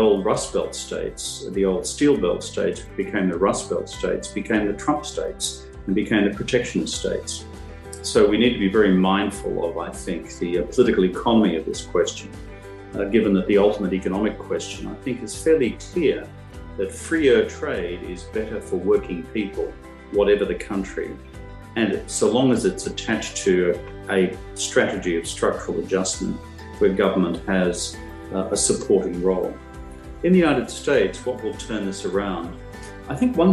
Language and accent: English; Australia; as a child growing up in Australia